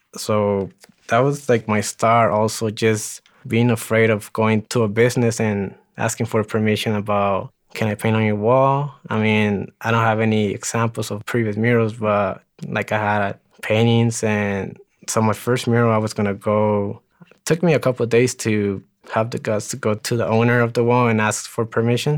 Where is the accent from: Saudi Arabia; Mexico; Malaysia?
Mexico; Ciudad Juárez, Chihuahua; also born or lived in El Paso, Texas / Greeley, Colorado; now in Denver, United States; I was actually born in El Paso, Texas, but I, I lived in Juarez. I was raised in Juarez